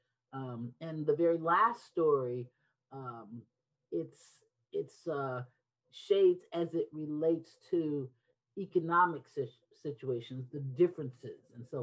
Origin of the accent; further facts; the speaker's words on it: Detroit, Michigan, United States; Because I grew up in Detroit, and I grew up with seven